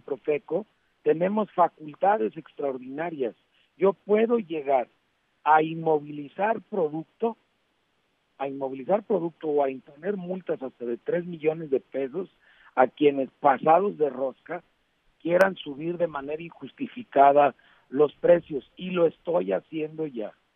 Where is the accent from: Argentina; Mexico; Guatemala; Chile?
Mexico; como mexicanos